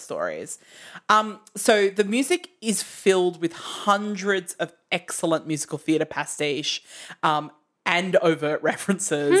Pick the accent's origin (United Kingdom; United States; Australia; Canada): Australia; We're from Australia